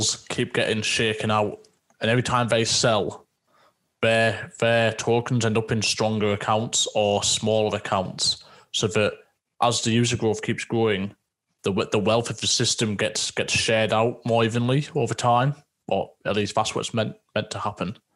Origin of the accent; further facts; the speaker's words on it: Teesside, North East England, United Kingdom; also born or lived in Scotland; just north of Yorkshire, where we're in a place called Teesside. So we're nicknamed Smoggies